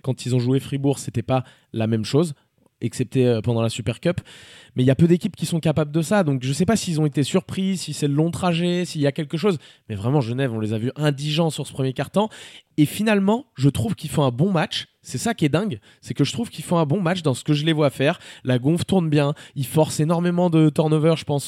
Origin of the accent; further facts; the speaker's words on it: France; je suis français